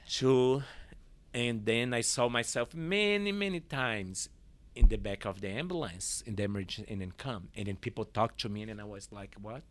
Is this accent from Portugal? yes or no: no; Olinda, Pernambuco, Brazil; English is a second language; moved away as an adult; also born or lived in San Francisco Bay Area, California; now in Portland, United States; I was born in Olinda, Pernambuco.